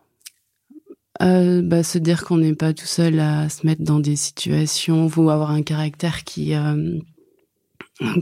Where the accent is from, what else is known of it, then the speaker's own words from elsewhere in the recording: Brittany, France; je suis bretonne